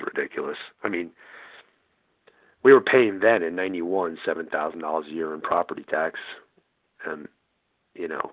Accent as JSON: {"language": "English", "town": "New York City", "region": "New York", "country": "United States", "moved": "yes", "lives_now": "Scottsdale, United States", "said": "Originally from Brooklyn, believe it or not. So, but I've been living in Scottsdale since 1991. So I've lived here longer than I lived there."}